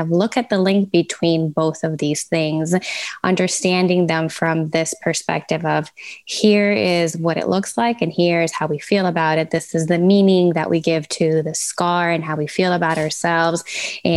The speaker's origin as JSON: {"language": "English", "country": "Venezuela", "moved": "yes", "lives_now": "Fort Lauderdale, United States", "said": "I'm based out of Fort Lauderdale, originally from Venezuela"}